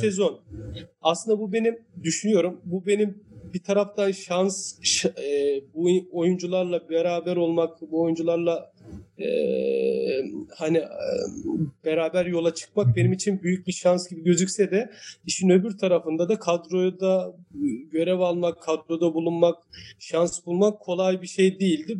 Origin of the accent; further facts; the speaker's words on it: Istanbul, Turkey; bur doğma büyüme buralıyım. Yani e, küçük yaşlarda e, ailemiz buraya yerleşmişler. Ee, e, bütün gençliğim, çocukluğum, gençliğim burada geçti.